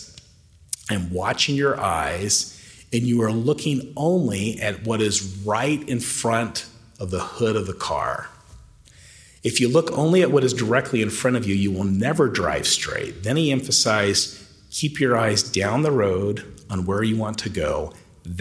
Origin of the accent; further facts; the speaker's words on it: Tennessee, United States; the outskirts of my hometown in Tennessee